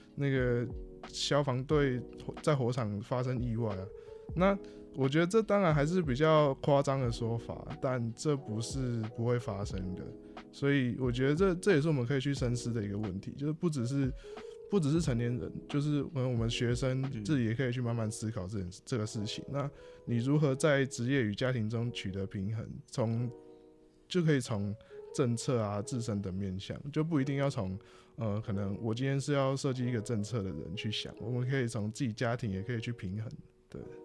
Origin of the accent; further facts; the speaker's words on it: Hualien, Hualien County, Taiwan; 因为我来自花莲嘛，那我的爸爸是一个退伍的军人。啊，妈妈的职业呢，则是在花莲的很多幼儿园里面担任外聘的这个幼儿美语老师。啊，我还有一个即将要升高中的弟弟